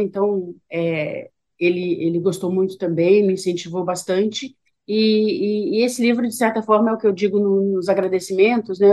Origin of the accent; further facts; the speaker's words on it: Petrópolis, Rio de Janeiro, Brazil; moved away; da minha cidade natal, que é Petrópolis